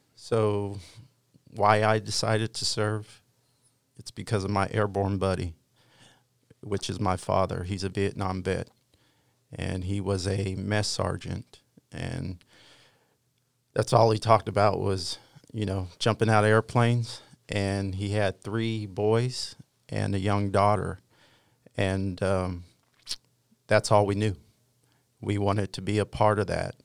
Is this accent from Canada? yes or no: no; Wyoming, United States; moved away; I am from Wyoming